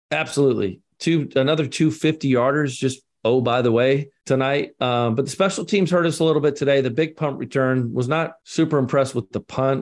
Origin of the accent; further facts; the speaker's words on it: Scotland, United Kingdom; I'm the Scotsman